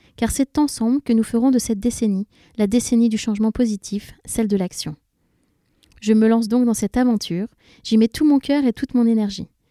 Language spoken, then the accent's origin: French; Paris, Île-de-France, France; also born or lived in London; je suis parisienne